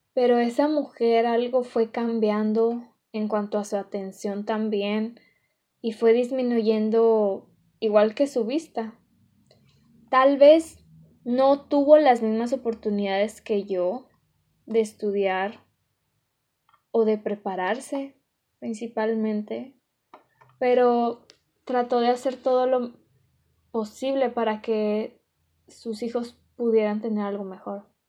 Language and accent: Spanish; Monterrey, Nuevo León, Mexico; una regia